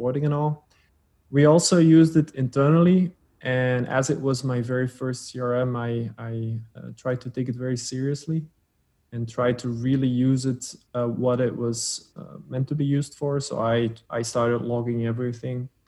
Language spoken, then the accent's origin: English; Flanders, Belgium; first language Dutch; English is a second language; also born or lived in Antwerp, Belgium; My accent is I speak Dutch as a mother tongue. But I'm not Dutch as in from the Netherlands. I'm from Belgium, from Flanders, from the Dutch speaking version. I live in Antwerp, Belgium